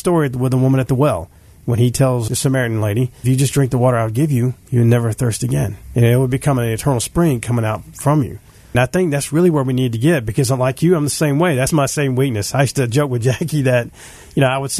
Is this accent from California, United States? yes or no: yes; California, United States; moved away; I grew up in California for when I was younger